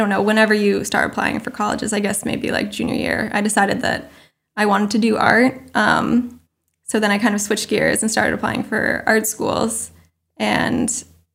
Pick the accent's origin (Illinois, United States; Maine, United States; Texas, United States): Maine, United States; moved away as an adult; also born or lived in Vermont / New York; growing up in Maine and then going to college in Vermont